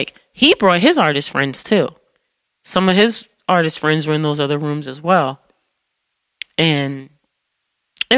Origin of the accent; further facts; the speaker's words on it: Detroit, Michigan, United States; now in New York City, United States; growing up in Detroit